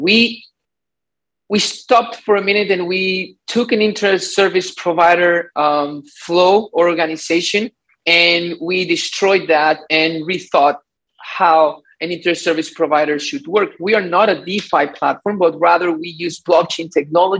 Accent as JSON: {"language": "English", "country": "Ecuador", "moved": "yes", "lives_now": "Miami, United States", "said": "I am from Ecuador, but I live in Miami"}